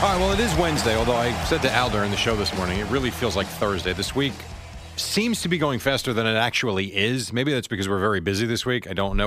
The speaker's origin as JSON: {"language": "English", "town": "New York City", "region": "New York", "country": "United States", "said": "I'm from Brooklyn"}